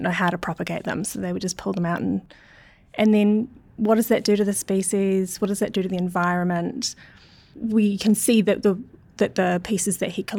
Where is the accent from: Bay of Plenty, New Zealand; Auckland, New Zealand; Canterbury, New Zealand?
Auckland, New Zealand; My family are all Scottish, well, not all of them, but a lot of them, and I grew up in Auckland